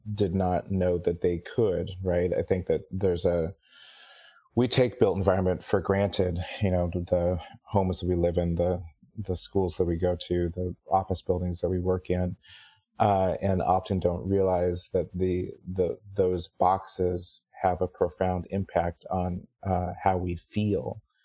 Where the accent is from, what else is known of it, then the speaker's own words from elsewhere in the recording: Kirkland, Washington, United States; also born or lived in Seattle, United States; growing up in Kirkland